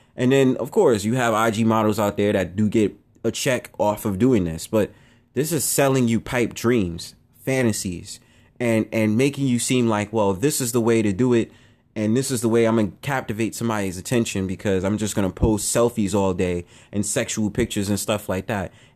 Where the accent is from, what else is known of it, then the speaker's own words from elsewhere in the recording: New York City, New York, United States; I'm from Harlem